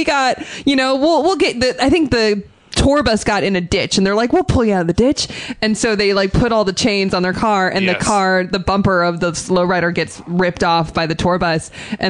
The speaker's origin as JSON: {"language": "English", "town": "Quincy", "region": "Massachusetts", "country": "United States", "said": "I'm from Quincy, Massachusetts."}